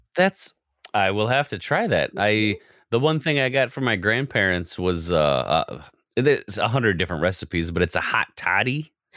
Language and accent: English; United States